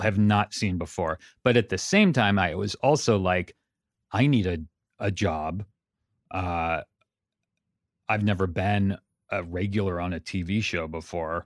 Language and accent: English; Santa Cruz, California, United States; moved away as an adult; also born or lived in Pasadena; now in Los Angeles, United States; I grew up in Santa Cruz, up in Northern California